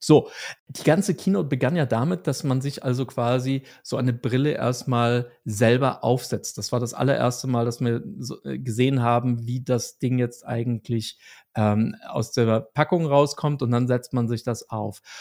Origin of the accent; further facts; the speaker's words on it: Germany; Als Deutscher